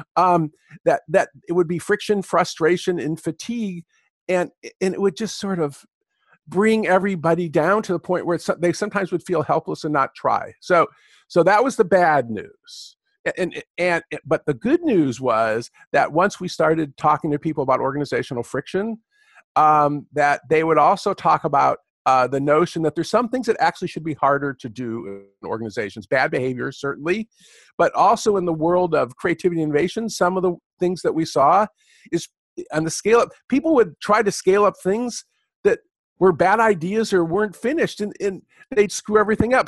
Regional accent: California, United States; also born or lived in Michigan; I'm a Californian

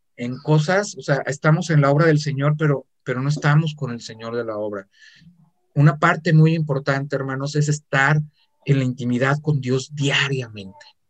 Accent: Mexico City, Mexico; now in Guadalajara, Mexico; Yo soy del Distrito Federal, nací en el Distrito Federal, viví mucho tiempo en el Estado

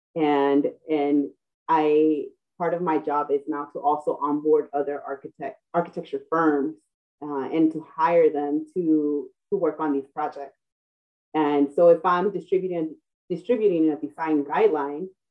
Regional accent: Los Angeles, California, United States; born or raised there

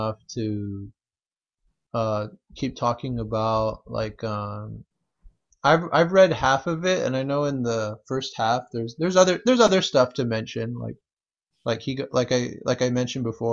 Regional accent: California, United States; also born or lived in Chicago; as a Californian.

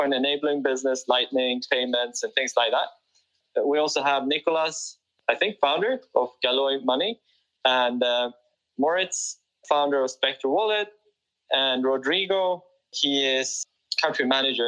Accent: Sweden; Sweden, my home country

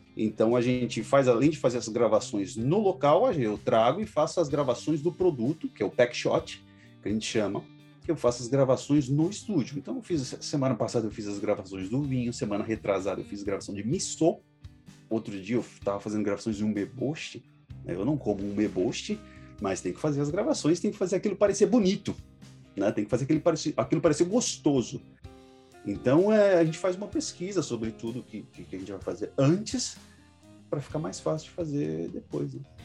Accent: São Paulo, Brazil; moved away as an adult; now in Osaka, Japan; eu sou paulista, Zona Norte de São Paulo

